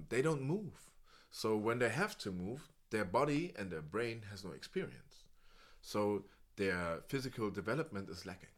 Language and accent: English; Berlin, Germany; English is a second language; I was raised in Spandau, and it was like an elite school